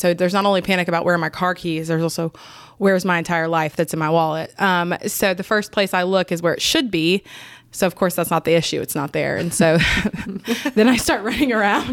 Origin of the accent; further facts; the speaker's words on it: Canton, Georgia, United States; moved away as an adult; now in Augusta, United States; I grew up in Canton, Georgia